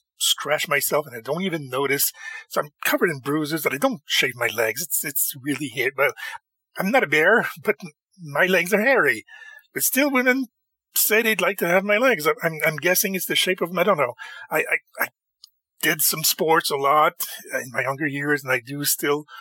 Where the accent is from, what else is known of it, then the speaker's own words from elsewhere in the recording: Montreal, Quebec, Canada; I am from Montreal, Canada